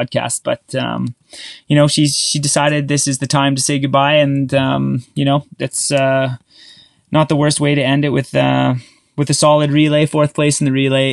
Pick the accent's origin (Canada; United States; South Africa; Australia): Canada